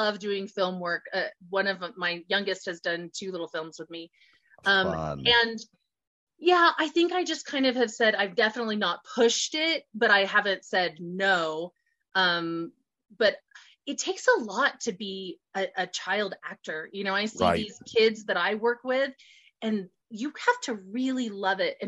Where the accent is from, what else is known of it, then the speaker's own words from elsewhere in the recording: Colorado, United States; my home state of Colorado